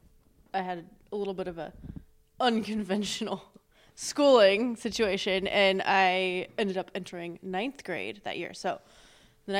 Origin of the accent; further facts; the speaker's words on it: Renton, Washington, United States; I was from Renton